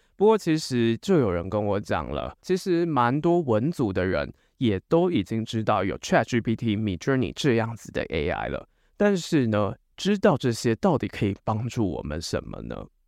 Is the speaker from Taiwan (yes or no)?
yes; Taiwan; 身为台湾人，我们大部分只懂中文以及英文